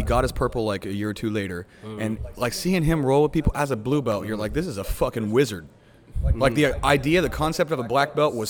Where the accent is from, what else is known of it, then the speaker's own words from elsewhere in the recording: West Virginia, United States; My coach was a blue belt. There wasn't a black belt. I'm from West Virginia.